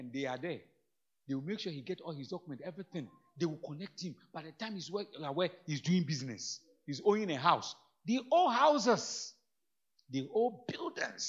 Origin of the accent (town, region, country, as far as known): Ghana